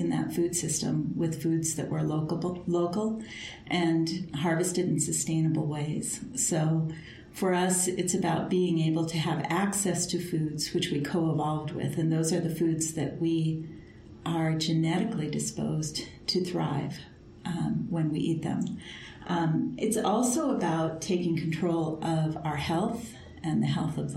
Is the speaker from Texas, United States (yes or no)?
no; Turtle Mountain Band of Ojibwa, North Dakota, United States; now in Montana, United States; I am Anishinaabe Ojibwa from the Turtle Mountain Band of Ojibwa